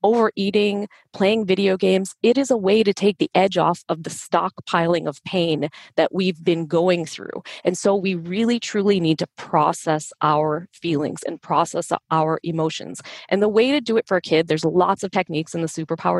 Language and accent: English; Chicago, Illinois, United States; My parents were Indian immigrants. I grew up in Chicago